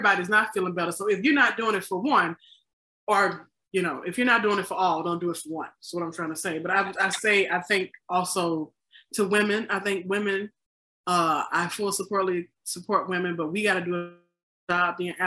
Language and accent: English; the South, United States; now in Chicago, United States; I'm from the South. I can pick on the South because I am from there